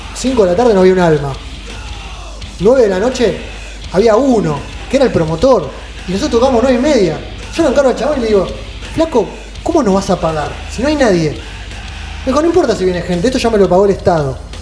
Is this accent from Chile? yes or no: no; Argentina; argentinos sudamericanos